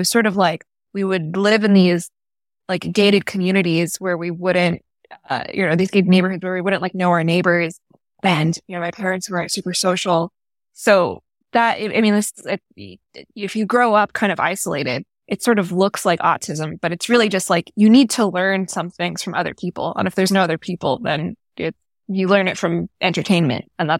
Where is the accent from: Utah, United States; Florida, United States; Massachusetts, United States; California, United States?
Florida, United States; In a suburb nearby.